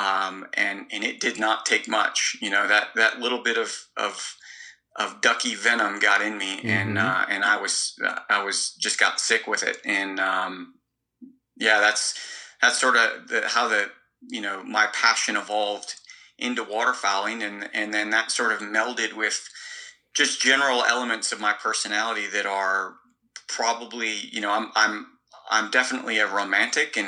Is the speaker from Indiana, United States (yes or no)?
yes; Northwest Indiana, United States; moved away as an adult; also born or lived in Peoria, Illinois; now in Australia; I was born in Peoria, Illinois, and I grew up sort of bouncing back and forth across the border of Illinois and Indiana. I would say that most of my sporting upbringing was in Northwest Indiana